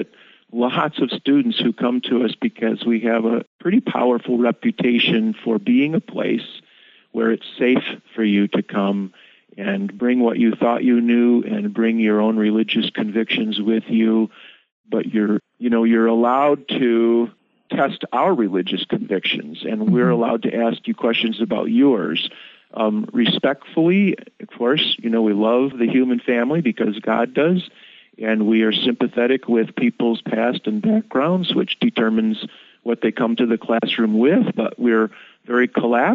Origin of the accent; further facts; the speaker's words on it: Ann Arbor, Michigan, United States; moved away; also born or lived in Chicago; I grew up in Ann Arbor, where there's another Concordia